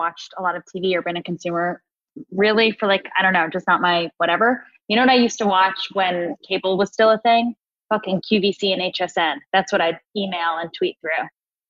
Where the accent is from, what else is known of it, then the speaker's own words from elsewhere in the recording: Long Island, New York, United States; I'm from Long Island.